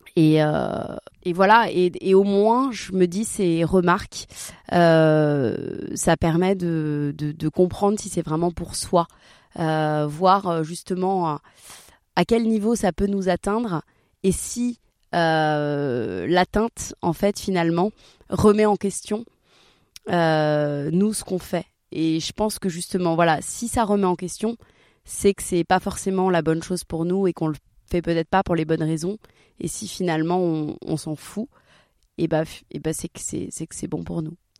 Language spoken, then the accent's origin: French; Marseille, Provence-Alpes-Côte d'Azur, France; je viens de Marseille